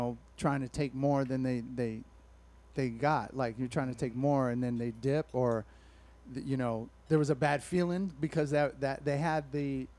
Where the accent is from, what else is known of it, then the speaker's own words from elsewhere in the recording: Alameda, California, United States; I was raised in Alameda, so you would just have chilling with a bunch of white dudes